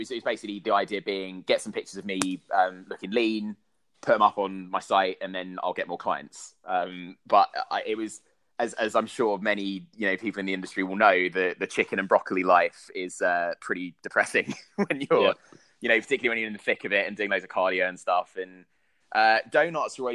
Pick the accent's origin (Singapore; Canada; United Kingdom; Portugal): United Kingdom; London; I grew up in South East London